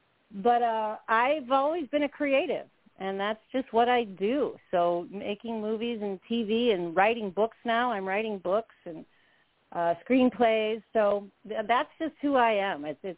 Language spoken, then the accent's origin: English; California, United States; I'm from California. I'm a native California girl, one of the few.